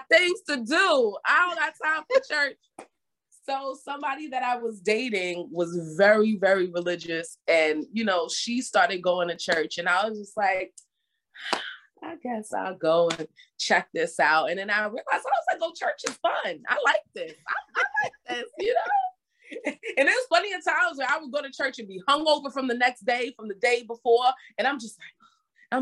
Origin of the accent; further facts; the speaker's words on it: New York City, New York, United States; born and raised in the Bronx